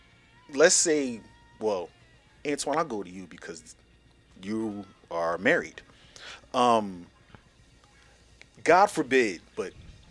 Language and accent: English; Philadelphia, Pennsylvania, United States; also born or lived in Texas; I'm from Philly. And they would hear my accent, my dad's accent, my mom's accent.